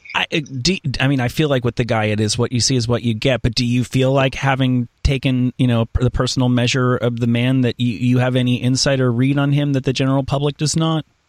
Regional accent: New York, United States; I'm, I'm from New York.

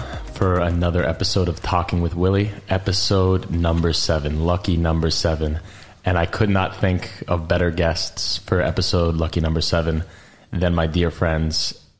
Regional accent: New York, United States; I'm a New Yorker. I'm a snobby Northeastern liberal elite.

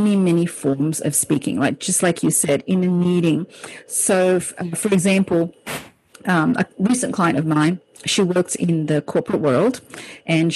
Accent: Sydney, New South Wales, Australia; also born or lived in Hong Kong; I was born in Hong Kong, and when I was 7 years old, I moved to Sydney, Australia with my family

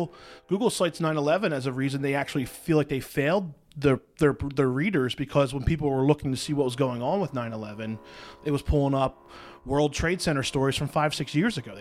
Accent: New Jersey, United States; I come from New Jersey.

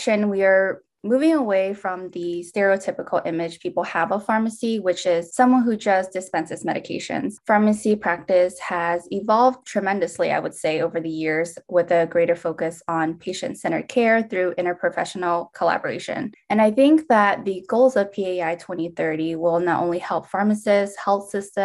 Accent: Norcross, Georgia, United States; I am from Norcross, Georgia

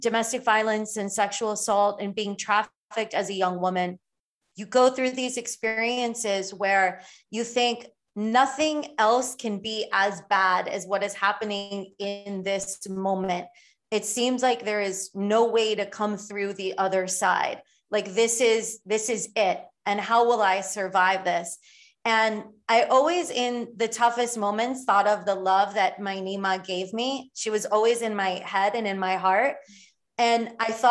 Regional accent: Miami and Fort Lauderdale, South Florida, United States; where I grew up in South Florida, in Miami and Fort Lauderdale

